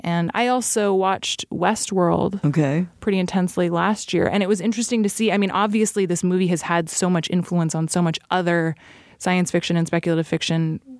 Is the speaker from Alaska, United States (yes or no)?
yes; Alaska, United States; I grew up in Alaska